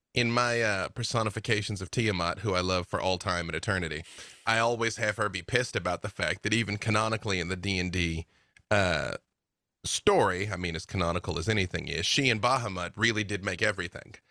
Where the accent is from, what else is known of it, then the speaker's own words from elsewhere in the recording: Arkansas, United States; I'm from Arkansas